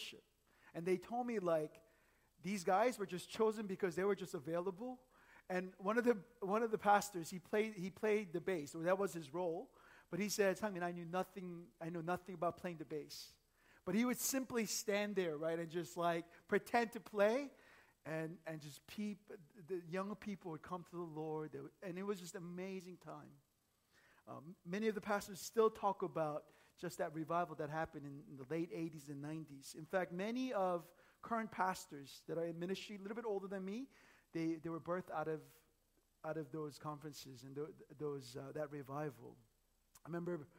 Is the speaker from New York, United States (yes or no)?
no; Northern Virginia, United States; moved away; I grew up in Northern Virginia